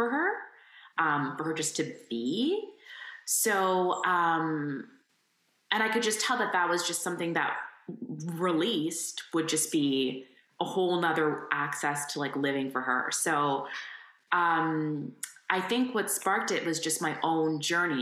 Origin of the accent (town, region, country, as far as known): Windsor, Ontario, Canada; born or raised there